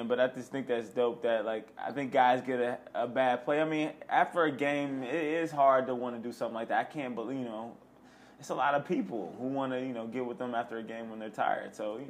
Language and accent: English; Midwest, United States; now in Los Angeles, United States; we're from the Midwest, by the way. I've only been here 2 years.